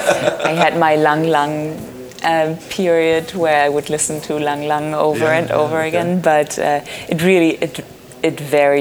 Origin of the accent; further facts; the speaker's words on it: Germany; moved away; I'm originally from Germany.